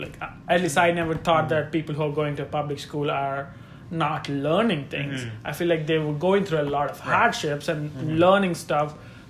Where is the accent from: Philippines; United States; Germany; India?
India; Andhra Pradesh; moved away; so I'm from Andhra Pradesh. Mm-hmm. So the native language is Telugu.